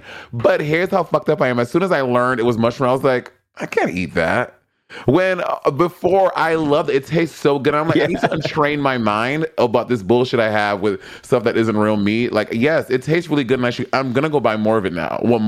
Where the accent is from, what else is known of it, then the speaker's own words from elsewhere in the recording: California, United States; I'm a Californian.